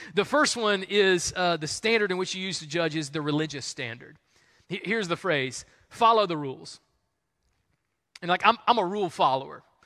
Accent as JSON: {"language": "English", "region": "the South", "country": "United States", "tie": "born or raised there", "said": "that's just how we were raised in the South."}